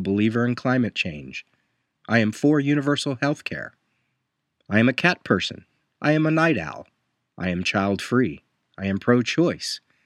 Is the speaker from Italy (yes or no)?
no; Puerto Rico; I am a Puerto Rican